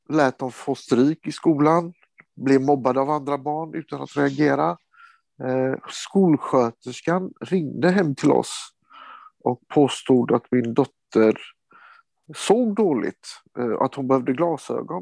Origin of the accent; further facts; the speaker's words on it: Sweden; also born or lived in Kosovo; Jag är svensk. Jag är en del av Sverige. Jag har romsk bakgrund